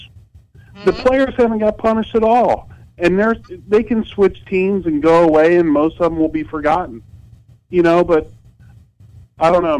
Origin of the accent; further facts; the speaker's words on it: Cincinnati, Ohio, United States; growing up in Cincinnati